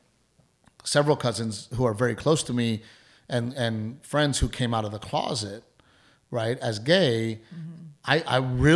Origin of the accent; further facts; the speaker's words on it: United States; I'm very proud to be American. I was born and raised in this country.